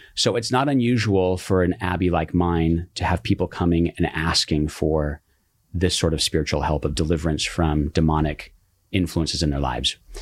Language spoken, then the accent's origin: English; Colorado, United States; now in Silverado Canyon, United States; I grew up in Colorado